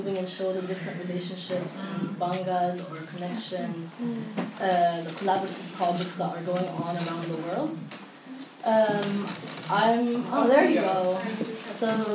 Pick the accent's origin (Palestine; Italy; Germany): Palestine; I'm from Palestine, and hold an Israeli passport